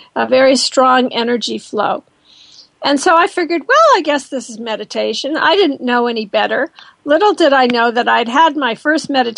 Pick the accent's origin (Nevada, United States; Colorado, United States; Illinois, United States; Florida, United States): Colorado, United States; I was born in Colorado